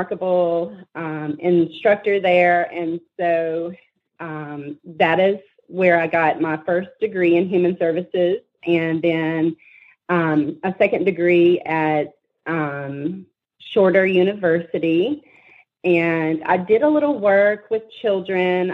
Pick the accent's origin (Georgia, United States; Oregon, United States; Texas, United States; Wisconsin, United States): Georgia, United States; Rome; I was born and raised in Rome